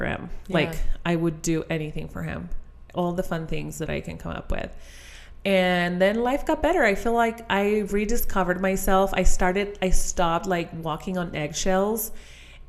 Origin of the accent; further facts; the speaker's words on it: Chile; English is a second language; moved away as an adult; now in United States; I was born and raised in Chile, which is in South America.